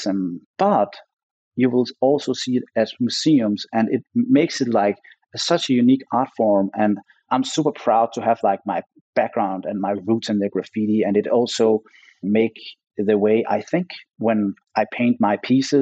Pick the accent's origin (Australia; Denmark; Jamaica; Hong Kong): Denmark; moved away as an adult; also born or lived in Los Angeles, United States; I came back with my LA mindset to my home country